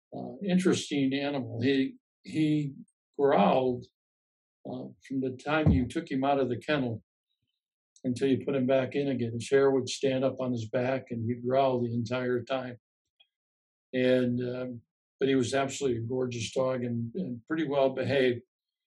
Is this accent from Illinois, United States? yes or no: yes; Chicago, Illinois, United States; Growing up in Chicago